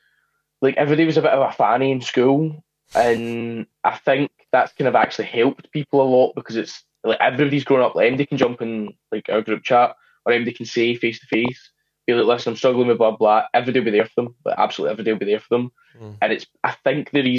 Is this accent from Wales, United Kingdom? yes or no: no; Scotland, United Kingdom; I grew up in Scotland